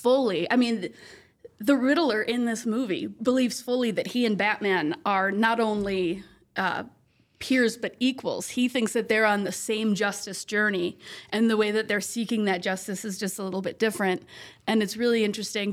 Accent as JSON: {"language": "English", "region": "California", "country": "United States", "tie": "born or raised there", "moved": "yes", "said": "I grew up in California in like the 2010s"}